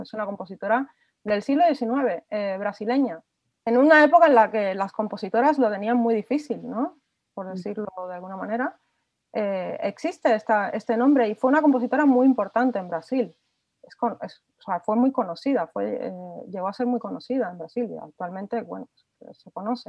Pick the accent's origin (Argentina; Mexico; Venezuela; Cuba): Cuba; now in Spain; yo soy eh, cubana, compositora cubana